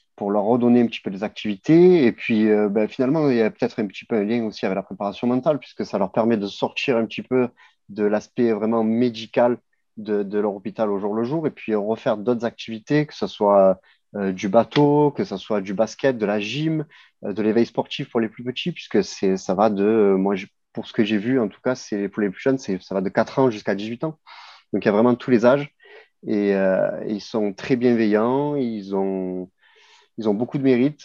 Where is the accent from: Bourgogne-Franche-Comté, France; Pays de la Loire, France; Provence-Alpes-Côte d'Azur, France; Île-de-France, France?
Provence-Alpes-Côte d'Azur, France; Marseille; en tant que Marseillais